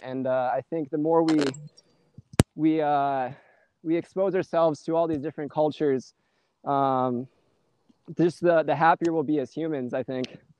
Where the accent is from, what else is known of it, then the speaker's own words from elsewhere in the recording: St. Peter, Minnesota, United States; I'm from uh, St. Peter, Minnesota, which is right next to Mankato